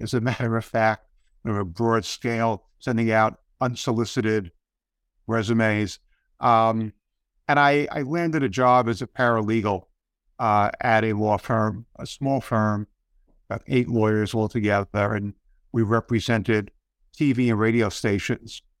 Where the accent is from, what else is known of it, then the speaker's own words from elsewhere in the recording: New York City, New York, United States; I grew up on the Lower East Side of Manhattan before it was really a cool place to live